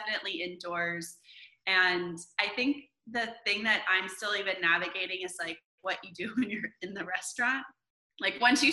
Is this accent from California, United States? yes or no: yes; Vacaville, California, United States; moved away as an adult; also born or lived in Los Angeles, California; now in Nashville, United States; I'm originally from Northern California, a town called Vacaville